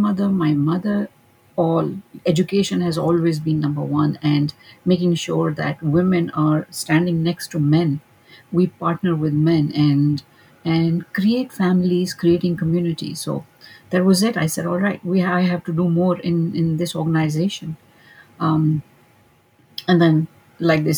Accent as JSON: {"language": "English", "country": "Pakistan", "moved": "as an adult", "lives_now": "Dallas, United States", "said": "Originally, I am from Pakistan."}